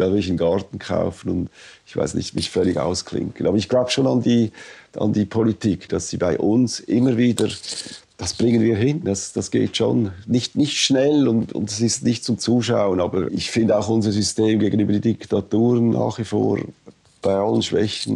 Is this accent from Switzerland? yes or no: yes; Switzerland; als Schweizer